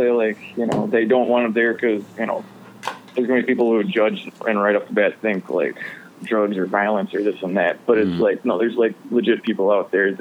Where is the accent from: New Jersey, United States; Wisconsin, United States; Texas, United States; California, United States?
Wisconsin, United States; West Bend; born or raised there; also born or lived in Milwaukee, Wisconsin